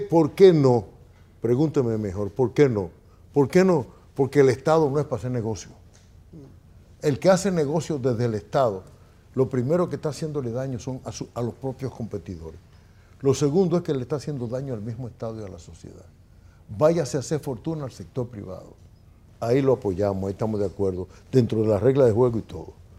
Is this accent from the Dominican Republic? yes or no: yes; Dominican Republic